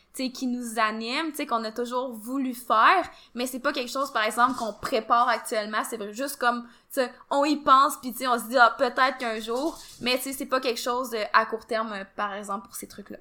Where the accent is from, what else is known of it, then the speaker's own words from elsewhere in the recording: Quebec, Canada; nous, on est du Québec